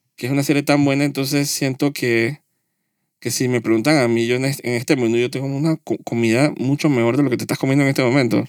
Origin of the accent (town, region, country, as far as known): Panama